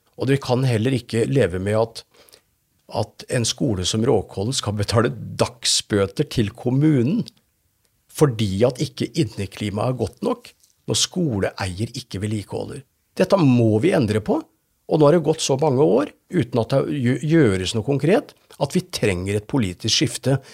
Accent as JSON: {"language": "Norwegian", "town": "Fredrikstad", "region": "Østfold", "country": "Norway", "tie": "born or raised there", "said": "jeg har vokst opp i Philadelphia-menigheten i Fredrikstad."}